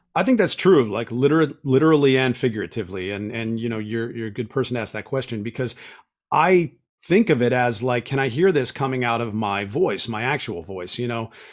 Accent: Pittsburgh, Pennsylvania, United States; moved away; I'm from Pittsburgh

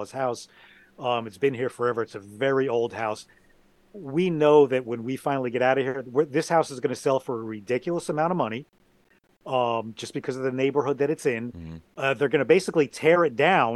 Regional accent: New Jersey, United States; also born or lived in Miami Beach, Florida; at 3 days old, I came here to wonderful New Jersey

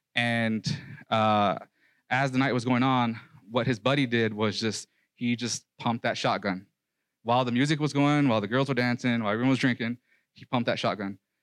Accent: New York City, New York, United States; moved away; also born or lived in Nebraska; I was raised in the Cypress Hills projects of, housing projects of Brooklyn, New York.

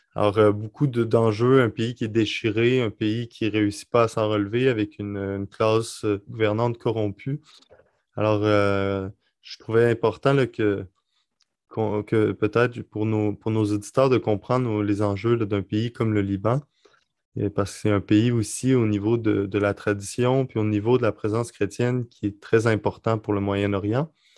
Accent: Quebec City, Quebec, Canada; also born or lived in Lebanon / Rome; Je suis en direct euh, de Québec, ma ville, ma ville natale

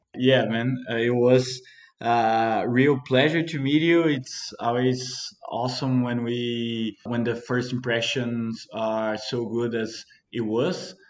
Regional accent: Mantiqueira de Minas, Minas Gerais, Brazil; I was born and raised here in Mantiqueira de Minas, Brazil

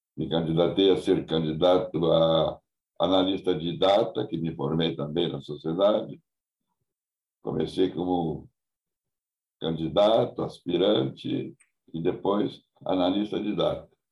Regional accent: Porto Alegre, Rio Grande do Sul, Brazil; Nunca saí de Porto Alegre

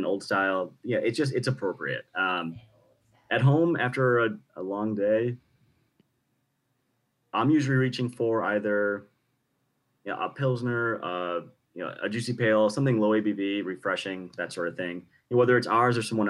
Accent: Wisconsin, United States; I'm from Wisconsin

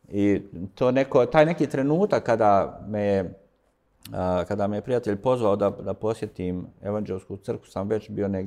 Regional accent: Sarajevo, Federation of Bosnia and Herzegovina, Bosnia & Herzegovina; A rođen sam u Sarajevu, tu sam odrastao, ne u ovom dijelu grada, više u, u centru. I bio sam tu kroz gotovo sve vrijeme svoga, svoga života. Danas imam 52 godine

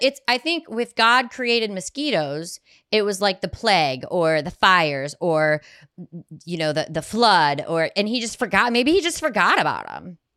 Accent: Ohio, United States; I'm from Ohio

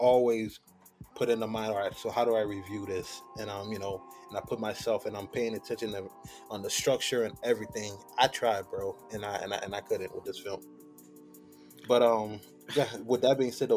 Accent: New Jersey, United States; I'm from New Jersey

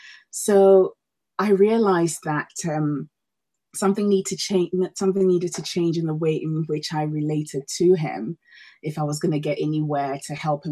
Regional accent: Ghana; also born or lived in Denmark / Australia; now in United Kingdom; Well, Vivek, I'm originally from Ghana, West Africa. I have been living in the UK since 2007, but before then I've moved around the world a fair bit.

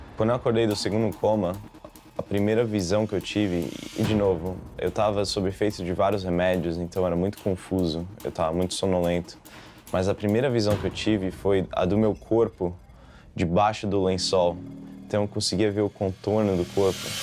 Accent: Brazil; moved away as an adult; also born or lived in São Paulo, Brazil; now in United States; Nasci no Brasil

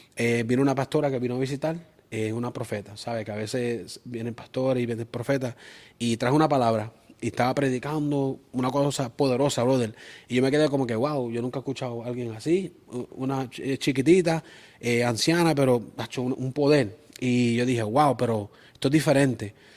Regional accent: Springfield, Massachusetts, United States; also born or lived in Aguas Buenas, Puerto Rico; Yo soy de allá, entonces, pero en sí me crié y nací en Springfield

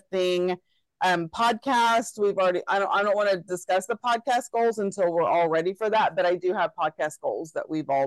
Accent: Texas, United States; me being a Texan

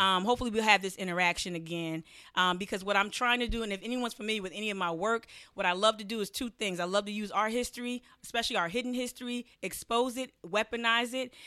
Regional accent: New Jersey, United States; I'm from New Jersey.

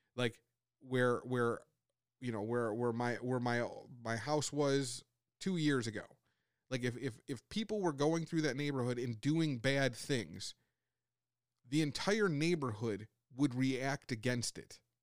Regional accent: United States; as Americans on a whole

